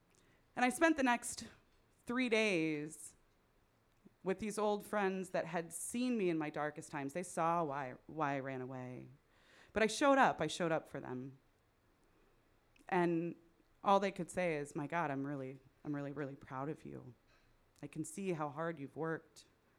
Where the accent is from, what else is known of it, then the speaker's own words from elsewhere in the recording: Midwest, United States; accent: Midwestern; Is my Midwestern accent too thick now for my Californian friends?